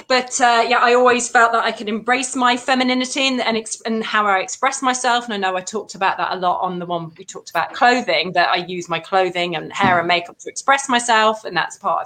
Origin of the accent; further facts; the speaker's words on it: Leicester, East Midlands, United Kingdom; now in Surrey, United Kingdom; I'm originally from Leicester, but I live in Surrey